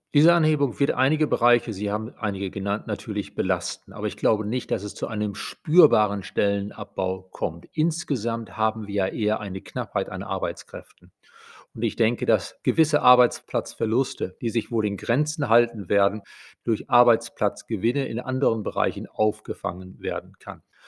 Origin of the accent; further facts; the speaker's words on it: Germany; bei uns in Deutschland